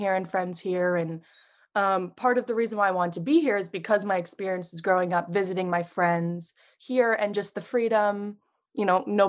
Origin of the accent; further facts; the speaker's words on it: New York, United States; Yes. Yeah, so I've been here my whole life. New York City was always this like thing that's so close but so far away.